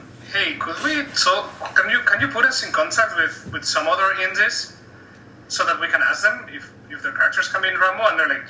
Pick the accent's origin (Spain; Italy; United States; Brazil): Spain; now in Canada; I'm from Spain